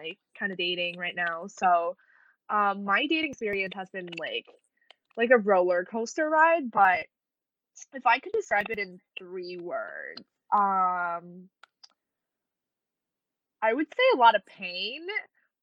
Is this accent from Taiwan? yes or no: yes; Taiwan; moved away as an adult; also born or lived in Bloomington, Indiana; I'm from Taiwan originally, but I moved to Bloomington, Indiana for school, like, 4 or 5 years ago.